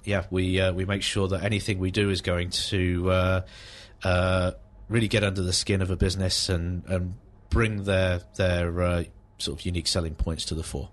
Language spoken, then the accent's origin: English; High Wycombe, South East England, United Kingdom; now in Aylesbury, United Kingdom; I was raised in High Wycombe